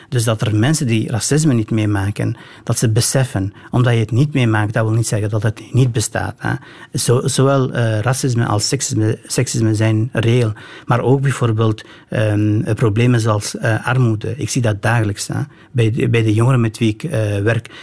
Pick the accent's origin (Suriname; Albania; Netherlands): Albania; northern Albania; now in Belgium; in Albanië, zeker van waar ik kom, in het noorden